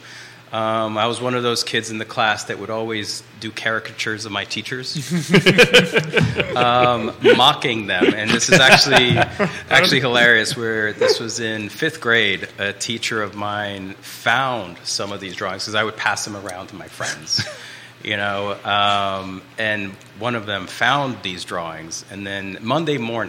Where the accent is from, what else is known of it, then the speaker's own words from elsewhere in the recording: Brazil; now in Charlottesville, United States; craft that I grew up with in Brazil called Fuxicos